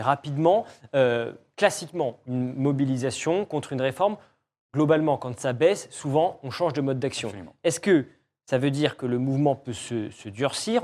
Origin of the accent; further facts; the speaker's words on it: France; en tant que Français